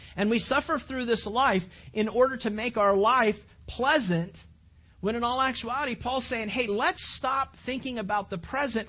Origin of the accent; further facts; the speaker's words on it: California, United States; now in Sarasota area, Florida, United States; I grew up in California